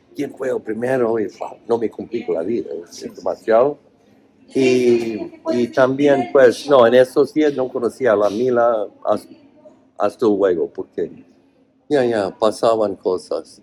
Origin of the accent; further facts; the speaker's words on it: Oregon, United States; Spanish is a second language; moved away; also born or lived in Spain; nací en Oregón, cerca de Idaho, que es muy oh man, um, muy redneck, cuello rojo, es todo, o sea, conservadores.